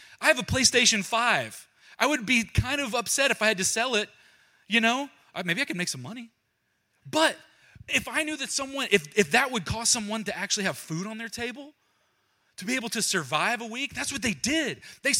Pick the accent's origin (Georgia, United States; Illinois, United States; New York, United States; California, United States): Georgia, United States; Down in Georgia, where I'm from Georgia. I don't know if you can tell. You probably can't hear my voice.